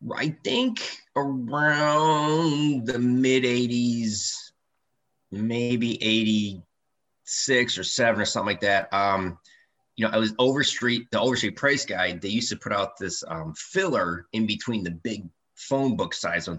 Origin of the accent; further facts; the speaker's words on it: Detroit, Michigan, United States; So I grew up in Detroit. Actually, I grew up in Eight Mile in East Detroit